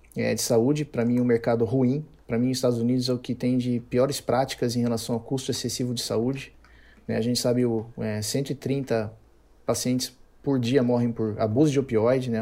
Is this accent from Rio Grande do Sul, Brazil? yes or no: no; Campinas, São Paulo, Brazil; sou de Campinas